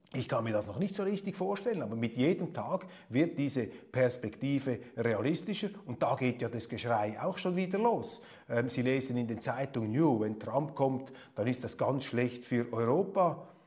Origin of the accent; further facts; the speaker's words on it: Switzerland; Als Schweizer